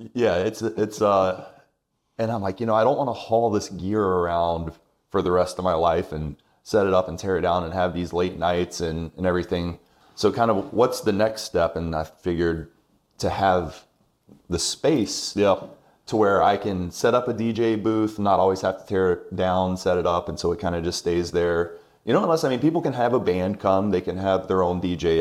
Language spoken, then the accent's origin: English; Irmo, South Carolina, United States; also born or lived in Augusta, Georgia / Rock Hill, South Carolina; now in Lexington, United States; Irmo, actually. That's right, okay. Yes, yeah, yeah. Uh, ever since I was two. I was born in Georgia, just right there in Augusta